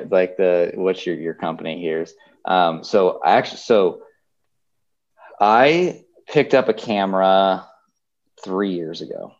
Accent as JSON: {"language": "English", "town": "Buford", "region": "Georgia", "country": "United States", "tie": "born or raised there", "also_born_or_lived": "Colorado", "moved": "as an adult", "said": "I grew up in Buford, Georgia, which is actually where I am today. I'm in Buford, Georgia, and I'm at my parents' farm."}